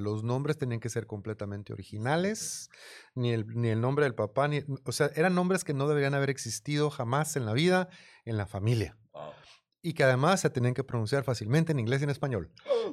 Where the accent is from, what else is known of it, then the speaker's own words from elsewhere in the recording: Mexico; me criaron en México, mi escuela, escuela pública